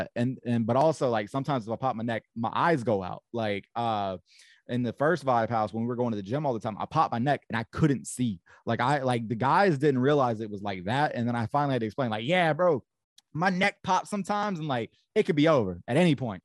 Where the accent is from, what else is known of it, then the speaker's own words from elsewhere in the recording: Augusta, Georgia, United States; also born or lived in Columbus, Georgia; i grew up in augusta but like i was always bouncing around in georgia so like i grew up in augusta i lived in uh, columbus for a little bit